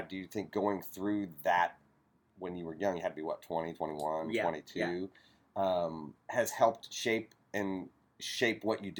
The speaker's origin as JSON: {"language": "English", "region": "Appalachia", "country": "United States", "moved": "yes", "said": "I'm Appalachian, so I'm from like a really... I'm from the part of the world where... you've been warned about, right?"}